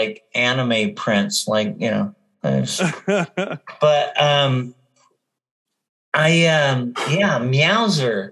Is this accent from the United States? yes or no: yes; Texas, United States; I grew up in Texas